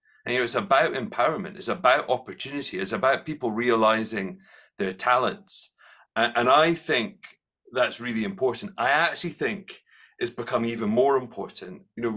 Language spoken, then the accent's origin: English; Edinburgh, Scotland, United Kingdom; I grew up in Collington, which was lovely. I think Edinburgh is a special place